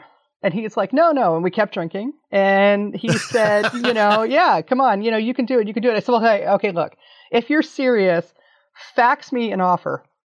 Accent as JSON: {"language": "English", "town": "Washington", "region": "District of Columbia", "country": "United States", "also_born_or_lived": "Chicago", "moved": "as an adult", "said": "I'm from Washington, DC, in the DC area."}